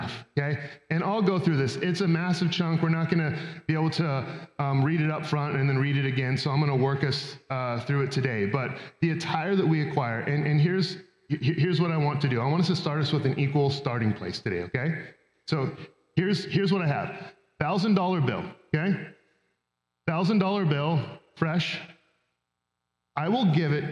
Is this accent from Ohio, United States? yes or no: no; Roseburg, Oregon, United States; I grew up in Roseburg